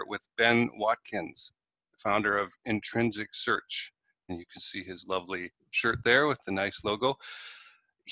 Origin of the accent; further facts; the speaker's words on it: Canada; moved away as an adult; now in United States; I'm a Canadian and I live in the US. I've been here almost 10 years